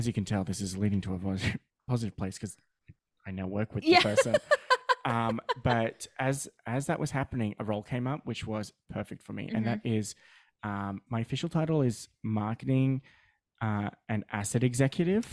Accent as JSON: {"language": "English", "country": "Australia", "tie": "born or raised there", "accent": "Australian", "said": "we all have Australian accents because we born and raised in Australia"}